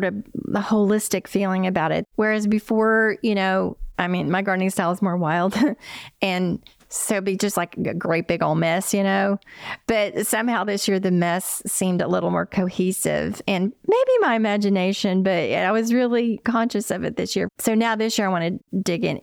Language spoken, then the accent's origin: English; Appalachia, United States; I grew up in Appalachia, and my childhood in the 60s and 70s